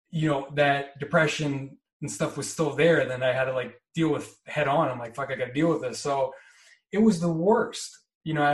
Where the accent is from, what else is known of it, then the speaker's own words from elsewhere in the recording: East Coast, United States; But I'm from the East Coast